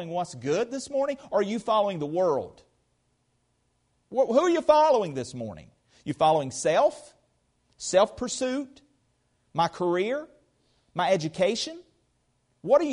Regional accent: United States; I'm an American Christian

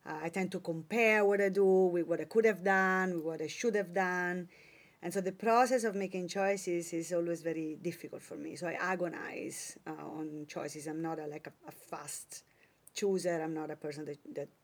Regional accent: Italy; born or raised there; moved away

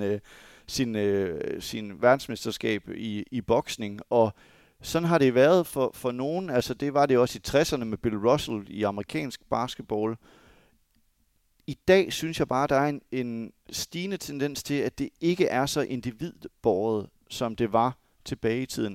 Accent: Denmark; som dansker

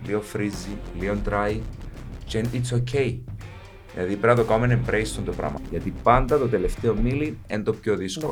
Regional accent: Paphos, Paphos District, Cyprus; now in Nicosia, Cyprus; κατάγομαι αρχικά από την Πάφο. Είμαι στη Λευκοσία τα τελευταία, να λέγα, 20 χρόνια τώρα

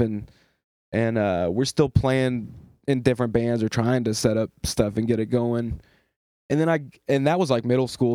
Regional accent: Eastern North Carolina, United States; although I was born in the West, I was raised down East

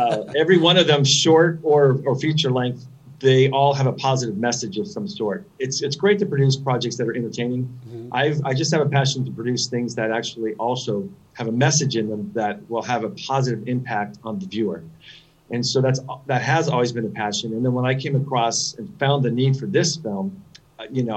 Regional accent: San Diego, California, United States; now in Los Angeles, United States; I grew up in San Diego, California

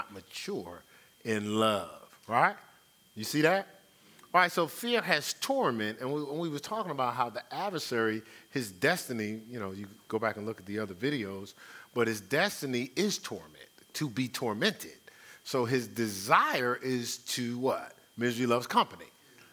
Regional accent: Newark, New Jersey, United States; growing up in Newark

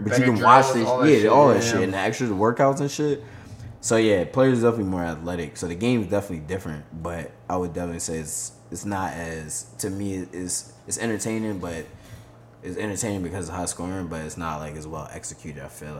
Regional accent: Philadelphia, Pennsylvania, United States; Bro, I grew up in South Philly.

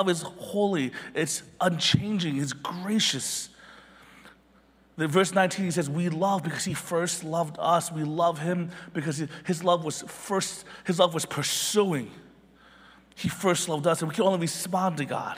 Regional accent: Philadelphia, Pennsylvania, United States; I was born in Philly

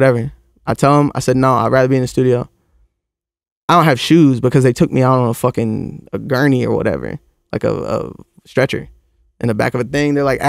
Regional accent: Florida, United States; That's where I come from Florida.

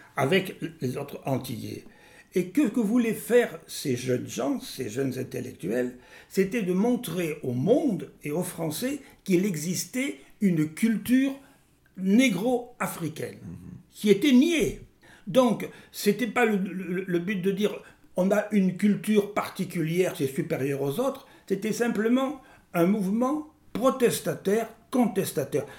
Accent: France; moved away as an adult; also born or lived in Senegal / Gabon; J'ai été le dernier proviseur français des lycées sénégalais

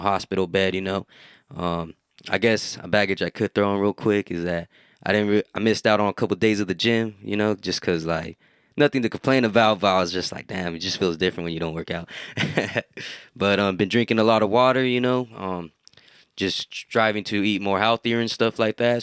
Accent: Hollister, California, United States; Hometown, like, growing up in Hollister

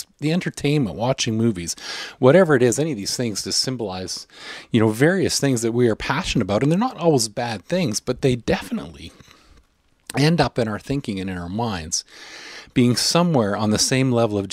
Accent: Canada; I'm a Canadian

